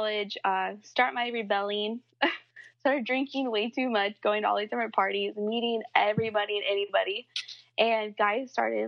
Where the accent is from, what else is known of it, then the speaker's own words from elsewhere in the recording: Midwest, United States; I'm from the Midwest, and I am 24.